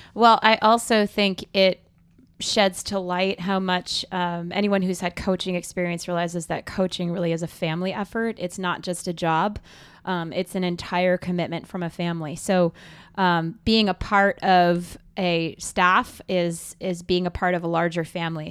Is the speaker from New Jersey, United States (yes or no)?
yes; New Jersey, United States; now in Arlington, Virginia, United States; I am originally from New Jersey